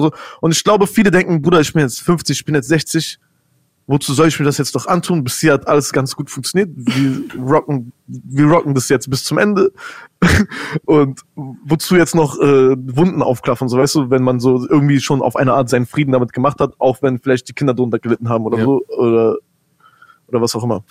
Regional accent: Berlin, Germany; wir sind jetzt alle in Deutschland aufgewachsen

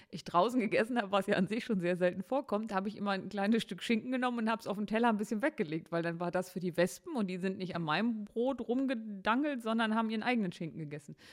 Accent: Harz, Germany; ich komme aus dem Harz. Und da hatte man einen großen Garten.

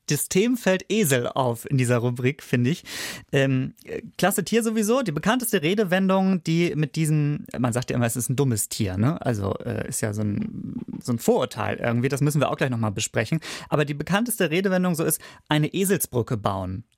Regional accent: Schleswig-Holstein, Germany; ich komme aus Schleswig-Holstein

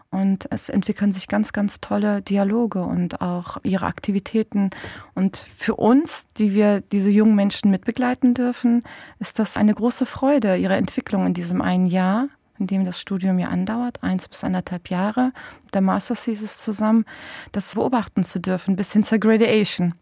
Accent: Bremen, Germany; Ich bin in Bremen geboren. Ich bin Bremerin mit türkischen Wurzeln.

